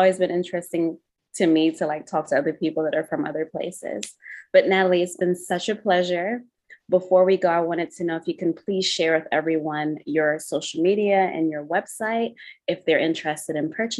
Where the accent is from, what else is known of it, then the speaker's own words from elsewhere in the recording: Zimbabwe; first language Shona; English is a second language; now in United States; I used to be fluent in my native tongue, which is Shona, and as well as English. But I used to think in that language and also dream in that language. But now that I'm like in America